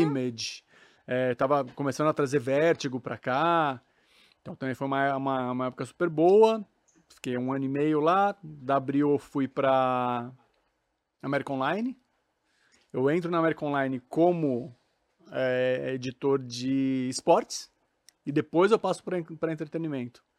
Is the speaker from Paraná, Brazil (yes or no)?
no; Suzano, São Paulo, Brazil; Sou paulista, mas não paulistano, sou de Suzano